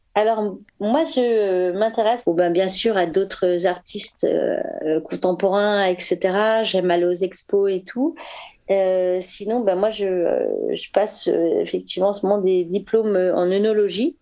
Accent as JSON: {"language": "French", "town": "Paris", "region": "Île-de-France", "country": "France", "said": "je suis parisienne"}